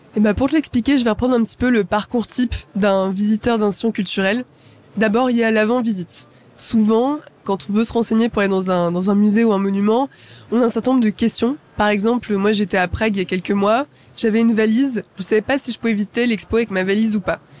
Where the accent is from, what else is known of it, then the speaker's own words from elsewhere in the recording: Champs-sur-Marne, Île-de-France, France; je viens de Champs-sur-Marne. Champs-sur-Marne, c'est une ville en, Seine-et-Marne, donc en, en, banlieue parisienne. Et donc j'ai grandi là-bas